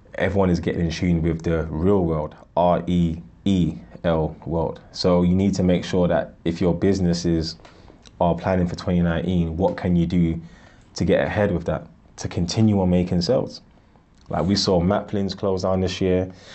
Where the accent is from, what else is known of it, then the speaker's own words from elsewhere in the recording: Ghana; I'm from Ghana